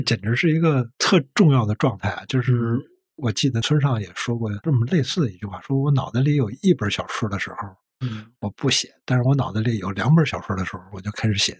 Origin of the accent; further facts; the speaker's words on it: Beijing, China; 我姥姥家住白大寺